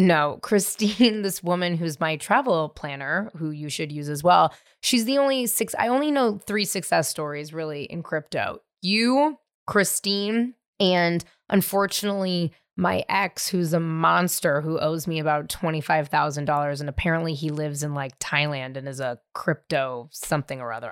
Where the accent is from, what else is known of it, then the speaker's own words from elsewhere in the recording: California, United States; I grew up in California